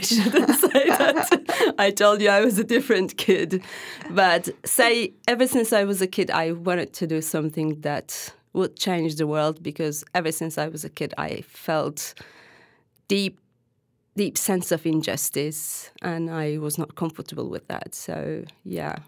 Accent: Hatay, Turkey; English is a second language; I am originally a Syrian Arab who was born and raised in Turkey

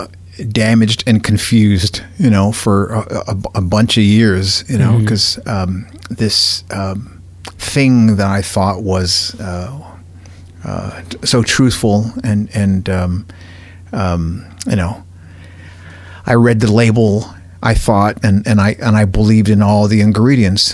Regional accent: Los Angeles, California, United States; I grew up in Cypress Park, and at the neighborhood on the hill right above us, Mount Washington

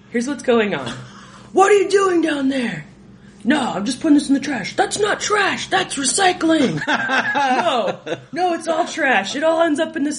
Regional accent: California, United States; now in Denver, United States; I grew up in California

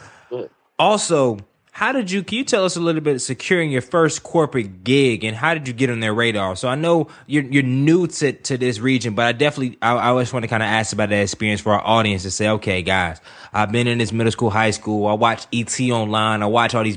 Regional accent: Durham, North Carolina, United States; Growing up in Durham, North Carolina, I never knew anyone around my age who graduated from college

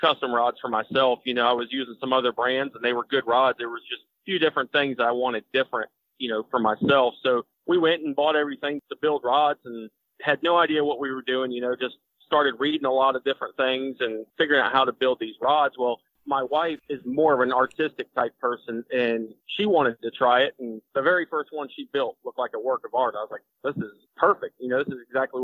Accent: Florida, United States; I was born and raised in Florida

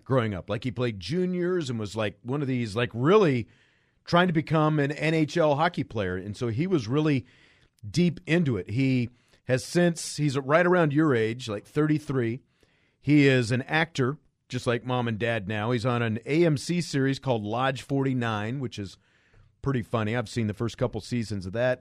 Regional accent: Kansas, United States; I grew up in Kansas

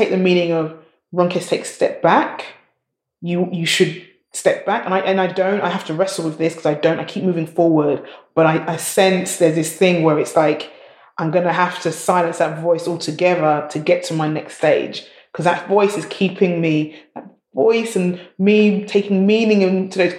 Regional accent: London, United Kingdom; I was born in the East End of London, Hackney, which is now very gentrified

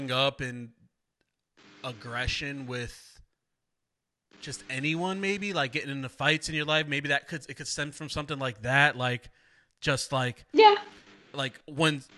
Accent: Waterbury, Connecticut, United States; I grew up pretty much my whole life. We moved when I was 2. Plaza Avenue, right off of Willow Street. I lived there from 2 to 18

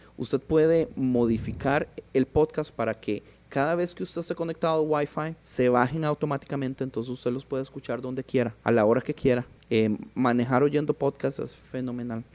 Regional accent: Costa Rica; moved away as an adult; now in Los Angeles, United States; Yo soy de Costa Rica.

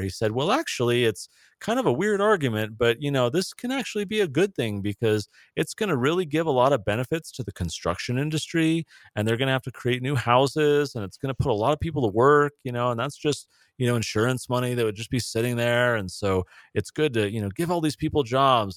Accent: San Diego, California, United States; moved away; I grew up in San Diego

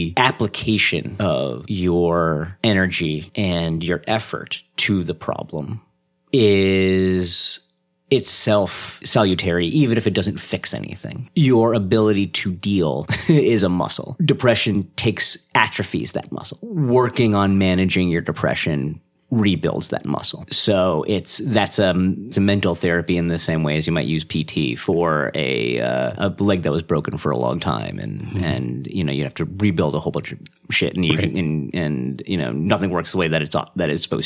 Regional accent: India; I'm Indian, you can't tell, but it's happening.

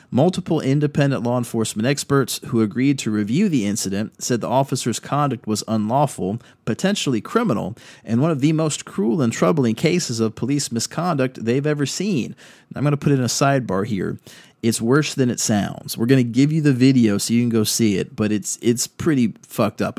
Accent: Virginia Beach, Virginia, United States; moved away; also born or lived in Fredericksburg, Virginia; coming home to Virginia Beach, which is where I was raised

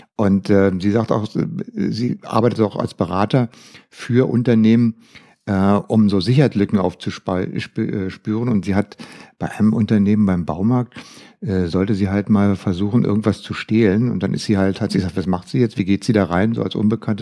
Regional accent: Germany; bei uns in Deutschland

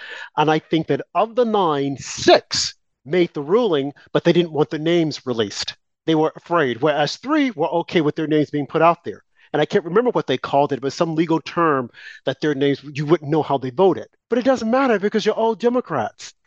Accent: United States

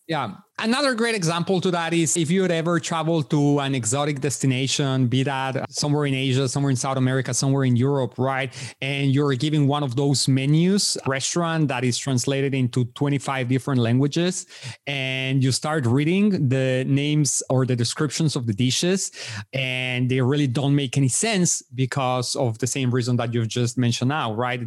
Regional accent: Mexico City, Mexico; moved away; I was born and raised in Mexico City

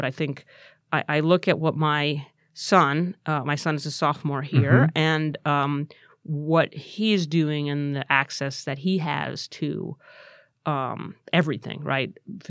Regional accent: Santa Clarita, California, United States; I grew up in Valencia, Santa Clarita.

